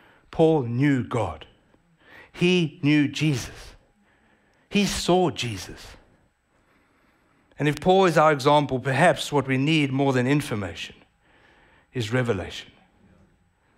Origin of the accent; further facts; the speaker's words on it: South Africa; accent: South African; now in United States; I was born in South Africa, I was a first generation South African born to Italian immigrant parents